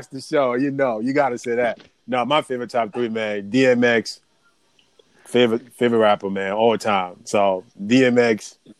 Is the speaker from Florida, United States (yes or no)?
no; New York, United States; Look, as a New Yorker, man, we ride with Jay, bro.